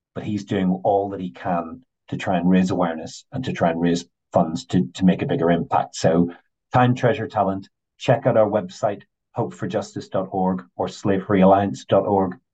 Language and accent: English; Northern Ireland, United Kingdom; I grew up in Northern Ireland